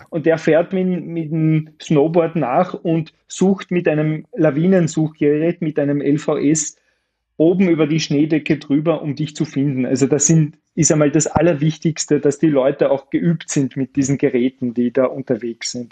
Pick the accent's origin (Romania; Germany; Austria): Austria